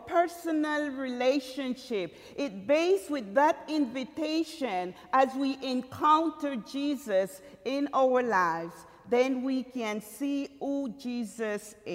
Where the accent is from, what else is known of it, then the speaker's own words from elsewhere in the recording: Limón, Costa Rica; moved away; I'm from Costa Rica, and Puerto Limon, one of the province of the seven, that is. But Limon, where I were born and grew up with my parents, is a very small little town, very country.